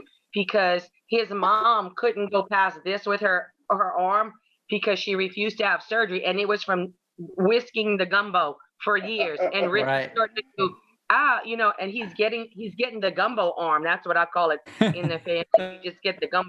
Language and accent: English; Louisiana, United States; I'm Creole Cajun